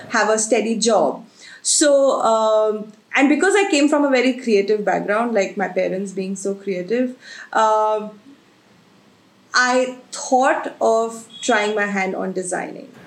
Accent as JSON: {"language": "English", "town": "Agra", "region": "Uttar Pradesh", "country": "India", "tie": "born or raised there", "said": "I've been born and brought up in Agra."}